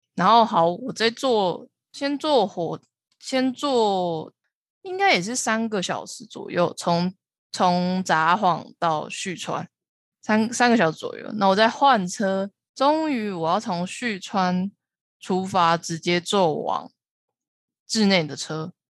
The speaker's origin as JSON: {"language": "Chinese", "country": "Taiwan", "said": "知道我是台湾人才会放"}